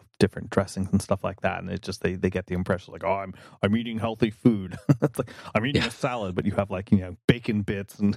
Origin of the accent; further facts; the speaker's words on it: North Carolina, United States; I'm down home from North Carolina